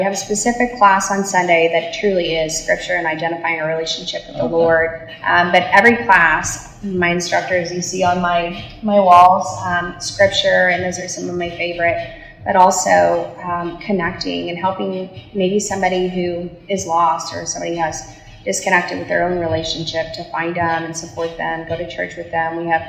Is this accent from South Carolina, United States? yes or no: no; near Sugar Land, Texas, United States; moved away; also born or lived in Stephenville, Texas; it's near my hometown.